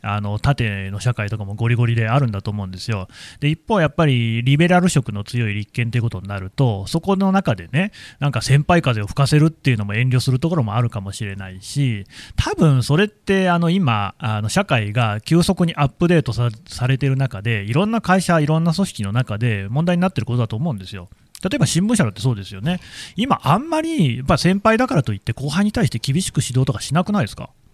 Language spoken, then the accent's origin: Japanese; Aichi, Japan; 僕、愛知県出身